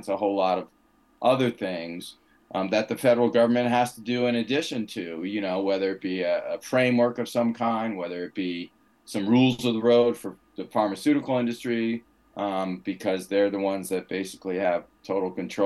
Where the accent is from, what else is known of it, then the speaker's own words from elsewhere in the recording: United States; as an American